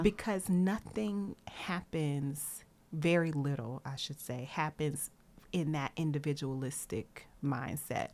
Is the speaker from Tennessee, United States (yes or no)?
yes; Nashville, Tennessee, United States; I'm from Nashville